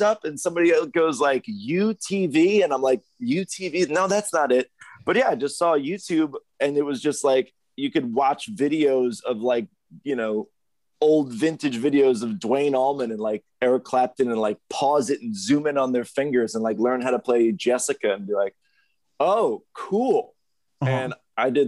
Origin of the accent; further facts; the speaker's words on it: Bay Shore, New York, United States; moved away; I grew up in Bay Shore, Long Island.